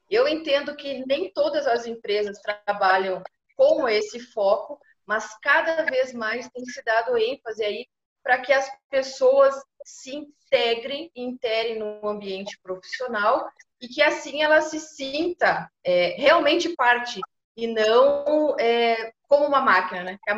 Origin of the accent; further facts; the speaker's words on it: Pelotas, Rio Grande do Sul, Brazil; now in Paraná, Brazil; eu estou no Paraná, mas sou natural de Pelotas.